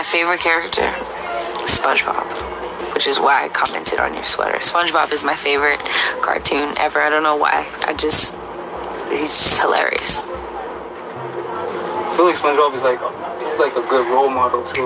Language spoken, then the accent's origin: English; Bay Area, California, United States; my hometown, in the Bay Area